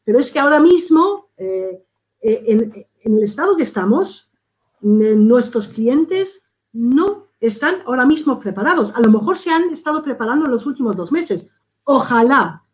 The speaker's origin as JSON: {"language": "Spanish", "country": "Spain", "said": "nosotros aquí en España"}